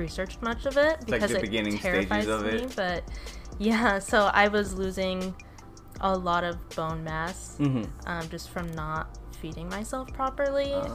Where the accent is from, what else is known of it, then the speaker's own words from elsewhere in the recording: Oxnard, California, United States; also born or lived in Conejo Valley / Ventura; I grew up here, like in Oxnard.